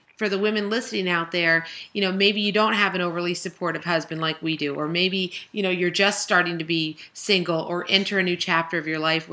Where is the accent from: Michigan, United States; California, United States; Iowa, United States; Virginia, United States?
California, United States; now in Philadelphia, United States; when I grew up in California, I had cousins and aunts and uncles all around me all the time